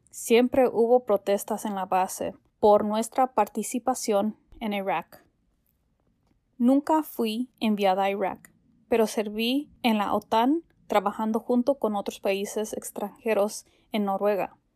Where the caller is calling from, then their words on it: New Jersey, United States; de Nueva Jersey.